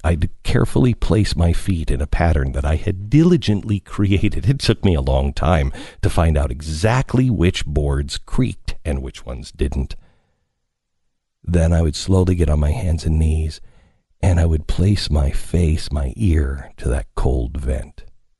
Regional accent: Pacific Northwest, United States; born or raised there

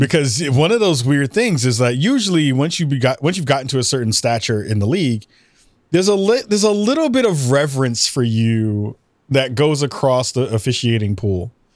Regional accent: New York, United States; I, as a New Yorker

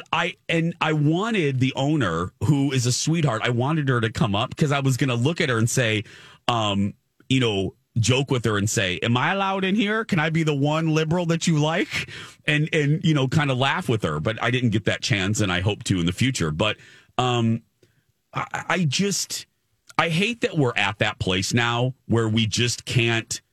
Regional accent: Indiana, United States; I grew up in Indiana

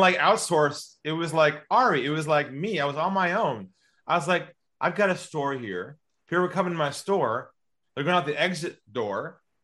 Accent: San Diego, California, United States; moved away as an adult; now in Sydney, Australia; I'm from California originally, from San Diego

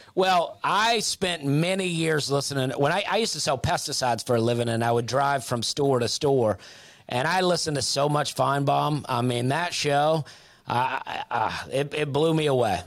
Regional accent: Opelika, Alabama, United States; moved away; I grew up in Opelika

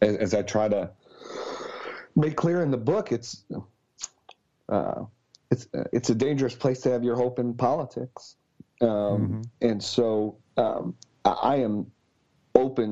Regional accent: Buffalo, New York, United States; also born or lived in Washington, D.C. area; now in Arlington, Virginia, United States; from Buffalo, New York, proud Buffalonian

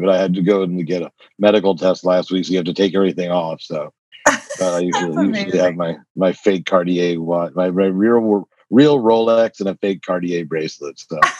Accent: New Jersey, United States; also born or lived in New York / Connecticut; So I was made in New York, but I was born in New Jersey, raised in New York, New Jersey, Connecticut, three states, 9 schools, 12 years before I graduated high school.

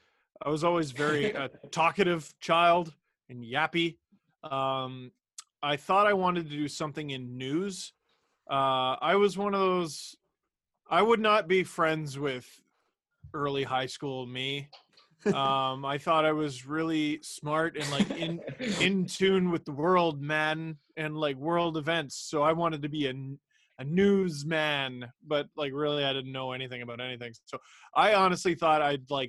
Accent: Toronto, Ontario, Canada; I grew up in Scarborough, Ontario

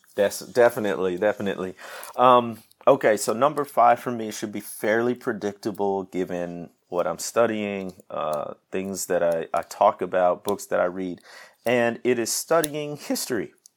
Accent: Midwest, United States; moved away as an adult; also born or lived in Mississippi Delta; now in Mississippi, United States; I grew up in the Mid-, Midwest, moved down south, man, thirteen years ago now

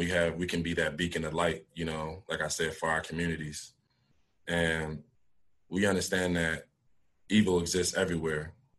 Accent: Philadelphia, Pennsylvania, United States; moved away; also born or lived in Syracuse; I grew up in Philadelphia

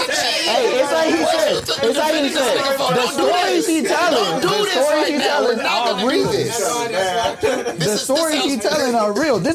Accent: Florida, United States; moved away; I'm from Florida. The crib.

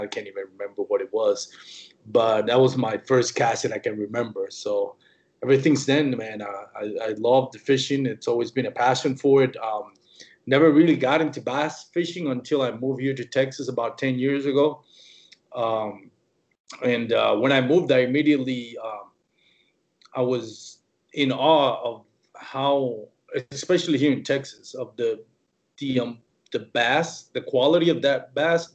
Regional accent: Puerto Rico; now in Fort Worth, United States; I was born and raised in Puerto Rico.

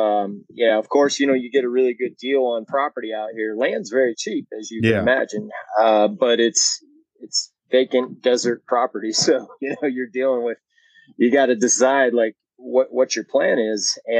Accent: Northeast Ohio, United States; moved away as an adult; also born or lived in Tucson, Arizona; now in Cochise County, Arizona, United States; I did grow up in Northeast Ohio, and I moved out here when I was like 19 years old. Oh. So I've been in the desert longer than I've been, you know, than I grew up in Ohio.

